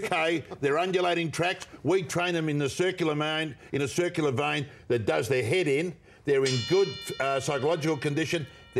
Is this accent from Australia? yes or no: yes; Australia; we're all Australian.